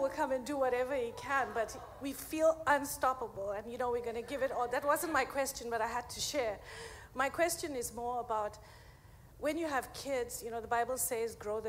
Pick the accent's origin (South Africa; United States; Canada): South Africa; South Africa.